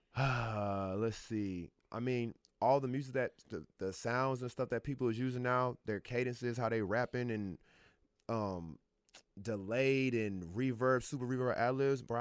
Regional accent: Atlanta, Georgia, United States; also born or lived in Birmingham, Alabama / Los Angeles; I'm from Atlanta.

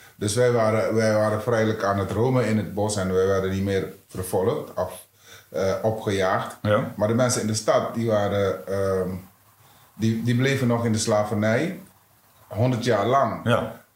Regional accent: Suriname; moved away as an adult; now in Netherlands; maar in Suriname, ik heb kennis leren maken, kennis gemaakt met discriminatie op jonge leeftijd

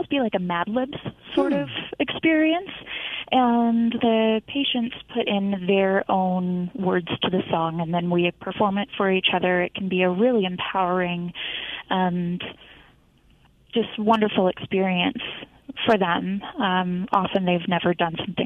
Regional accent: Texas, United States; moved away as an adult; now in Colorado, United States; I am not a Colorado native. I am actually from Texas. I moved here about 5 years ago for my graduate degree in music therapy

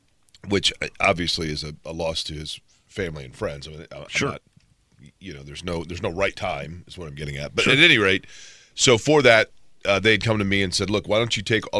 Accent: Indiana, United States; I grew up around Indiana basketball. I mean, I grew up here.

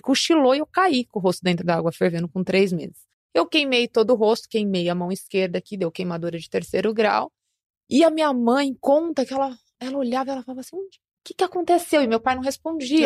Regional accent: São Paulo, Brazil; eu nasci em uma favela na zona sul de São Paulo, aqui na capital

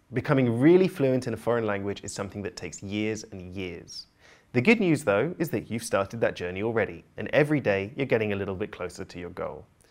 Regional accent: United Kingdom; also born or lived in Barcelona; I'm British polyglot

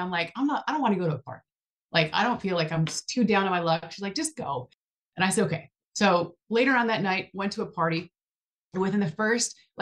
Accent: Buffalo, New York, United States; moved away as an adult; also born or lived in Southern California; now in Texas, United States; I'm from Buffalo, New York, originally

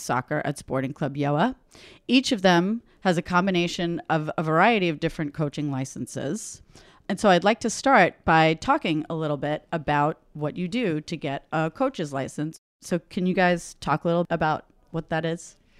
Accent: New York City, New York, United States; I'm Italian from Queens

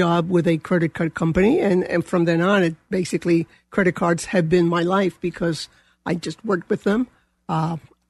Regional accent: New York, United States; moved away as an adult; also born or lived in Colombia / California; I came when I was a child, and so I technically grew up here. I grew up in New York.

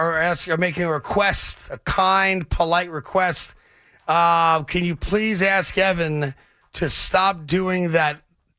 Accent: New York, United States; as a New Yorker

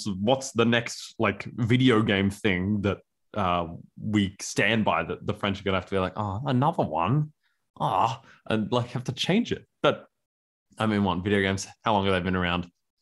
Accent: Australia; as an Australian, we often have a language that evolves rather rapidly

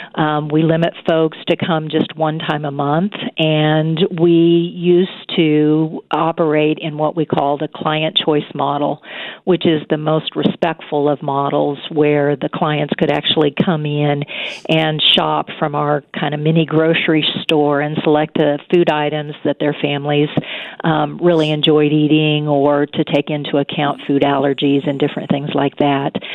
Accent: Wichita, Kansas, United States; also born or lived in Pennsylvania / Missouri; I grew up in the Wichita Derby area

